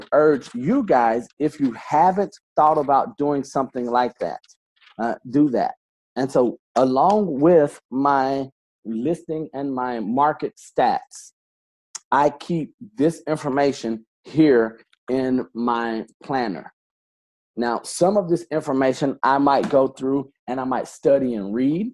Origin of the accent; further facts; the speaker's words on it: Alabama, United States; now in Florida, United States; I'm from Alabama. I probably don't say nicher. Like I said, we add an R to everything